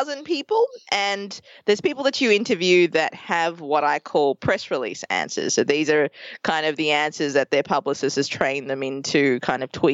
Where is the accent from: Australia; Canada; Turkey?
Australia; Melbourne, Victoria; accent: Australian; moved away as an adult; also born or lived in Colombo, Sri Lanka; now in New York City, United States; we moved to Australia when I was 2 years old, and I grew up for 30 years there. And in that time, we grew up in a few towns across Melbourne.